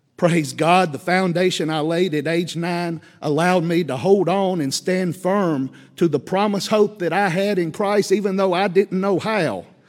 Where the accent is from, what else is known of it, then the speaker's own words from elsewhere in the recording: Columbia, United States; I grew up here in Columbia.